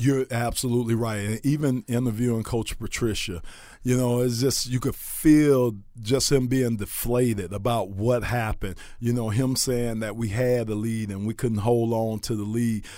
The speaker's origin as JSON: {"language": "English", "town": "Miami", "region": "Florida", "country": "United States", "said": "I'm from Miami"}